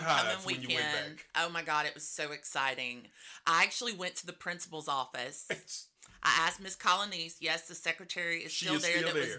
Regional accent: Boyce, Louisiana, United States; We're both from Boise.

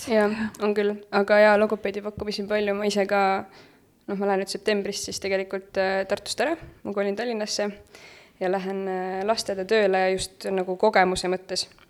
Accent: Pärnu, Pärnu County, Estonia; ma olen Pärnust pärit

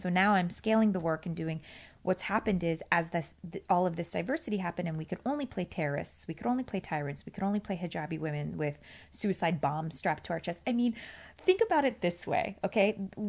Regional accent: Afghanistan; And they're mm-hmm. like, oh, yeah, where are you from? And I would say, Afghanistan.

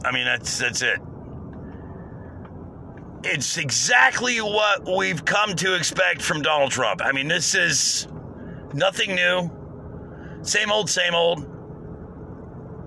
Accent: United States; as an American

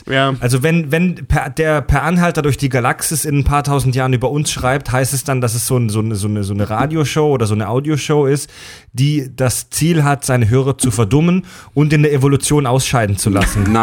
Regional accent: Germany; Wir als Deutsche

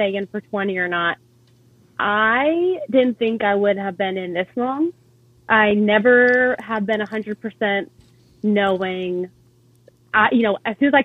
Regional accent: Benicia, California, United States; moved away as an adult; also born or lived in Annapolis, Maryland; now in San Diego, United States; I'm originally from the Bay Area, Northern California, born and raised in a little town called Benicia

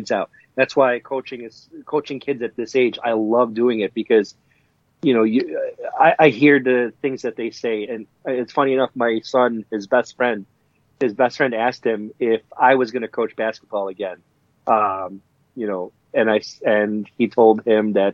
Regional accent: Philippines; My home country, the Philippines

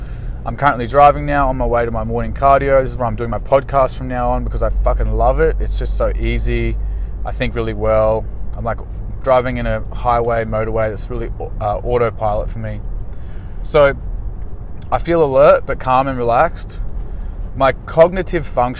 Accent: Australia; I'm just an Aussie guy

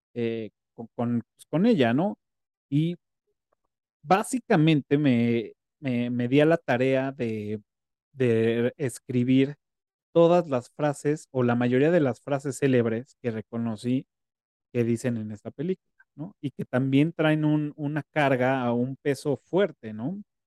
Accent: Mexico; esa idiosincrasia que tenemos como mexicanos

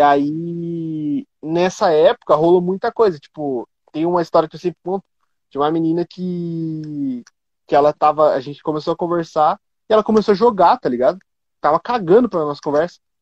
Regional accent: Curitiba, Paraná, Brazil; eu sou de Curitiba

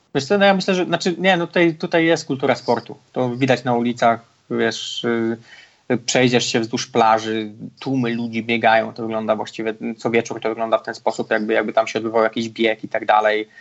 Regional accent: Poland; moved away; człowieka z małego miasteczka, jakim ja jestem z Polski

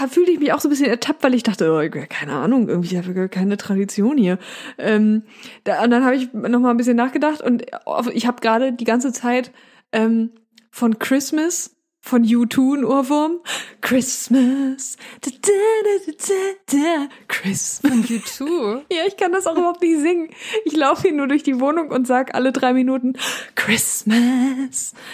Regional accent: Northern Germany, Germany; also ich komme ja aus Norddeutschland, du auch.

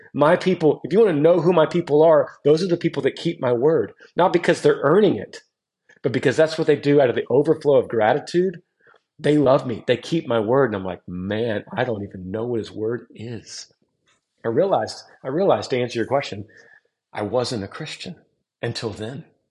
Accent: Texas, United States; growing up in Texas

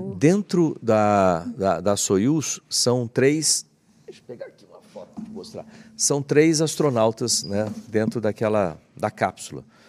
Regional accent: Bauru, São Paulo, Brazil; Eu cresci lá em Bauru

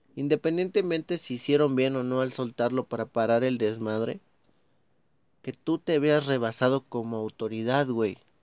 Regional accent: Mexico; Estoy hablando como mexicano. Estoy hablando como una persona que vive en este país

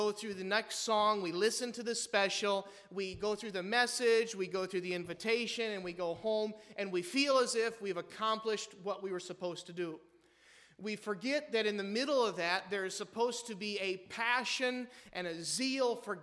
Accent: Midwest, United States; we're from the Midwest, amen? I mean, we're Wisconsiners or Iwegians

